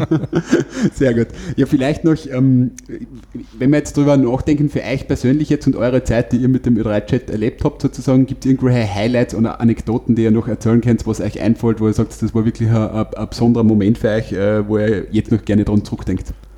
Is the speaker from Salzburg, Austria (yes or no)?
no; Wolfsberg, Carinthia, Austria; im Bezirk Wolfsberg jetzt, wo ich herkomme